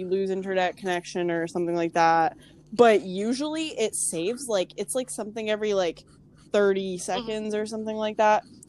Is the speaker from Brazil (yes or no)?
no; Canada; I'm from Canada